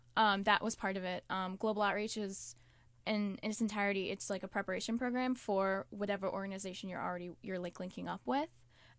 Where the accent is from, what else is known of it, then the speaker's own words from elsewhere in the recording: Albany, New York, United States; I'm from Albany, New York.